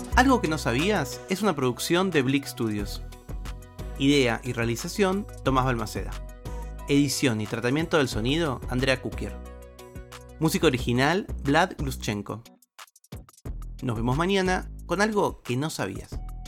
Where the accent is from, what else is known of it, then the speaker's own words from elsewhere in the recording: Río de la Plata, Argentina; accent: rioplatense; después de todo soy argentino